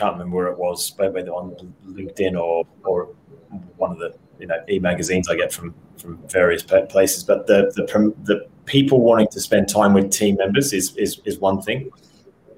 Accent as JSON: {"language": "English", "country": "Australia", "said": "I'm an Aussie"}